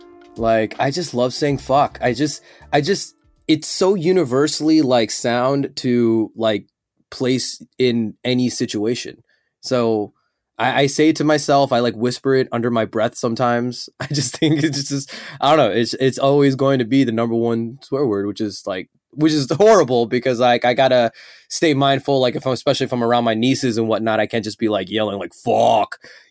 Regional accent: Chicago, Illinois, United States; I am a showman and entertainment business owner, and I am from Chicago.

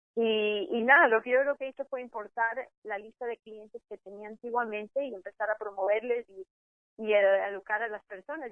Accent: Ecuador; now in Miami, United States; pensaban que yo era mexicana, soy de Ecuador

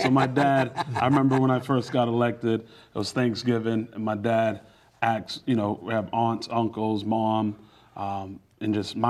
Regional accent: Boston, Massachusetts, United States; Dorchester, born and raised.

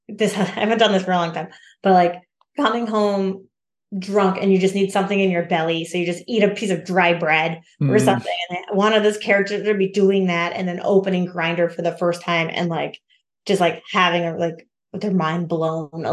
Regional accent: Alaska, United States; moved away; also born or lived in Minneapolis; my hometown up in Alaska.

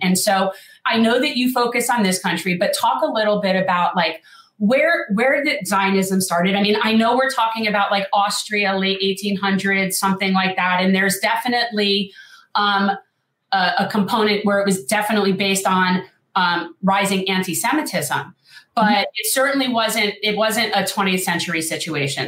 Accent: North Miami Beach, Florida, United States; I was born in North Miami Beach, second generation Jewish South Floridian.

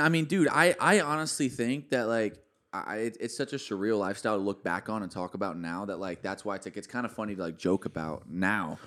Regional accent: Alvarado, Texas, United States; I'm from a small town where you got three thousand people in my hometown, dude. Like, no one really even makes music there. Like, no one really gets out of Alvarado

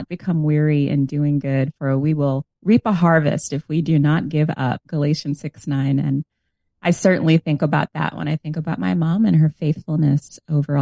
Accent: New York, United States; also born or lived in Long Island; I grew up in New York. Now, I like to clarify that I was born in New York City in the South Bronx. And then later, through a special home purchase program, my parents were able to move out to Long Island

